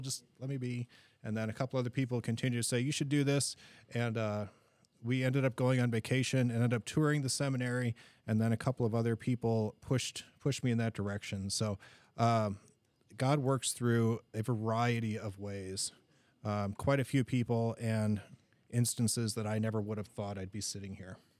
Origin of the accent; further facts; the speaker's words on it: Green Bay, Wisconsin, United States; moved away; we're originally from Green Bay, Wisconsin